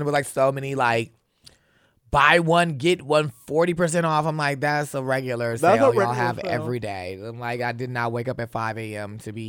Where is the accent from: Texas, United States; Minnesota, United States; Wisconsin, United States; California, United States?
Wisconsin, United States; Milwaukee; I'm from the Midwest, upper Midwest, Milwaukee, honey, where it is like freezing cold.